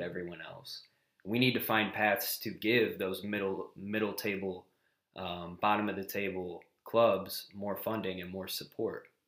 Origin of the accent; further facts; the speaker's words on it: United States; As an American